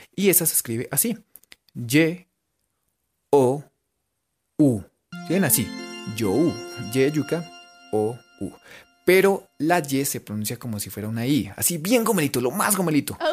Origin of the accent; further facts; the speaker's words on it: Colombia; por lo menos en Gachancipa en radio, somos de Colombia